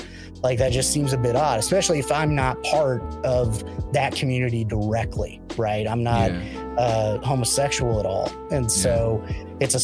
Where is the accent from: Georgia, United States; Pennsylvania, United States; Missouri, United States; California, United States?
Missouri, United States; Christian County, Southwest; moved away; I grew up in Southwest Missouri and specifically Christian County.